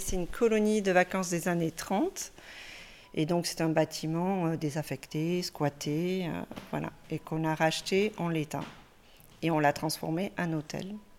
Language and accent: French; Gers, Occitania, France; also born or lived in Capbreton / Landes; now in Messanges, France; je suis originaire du Gers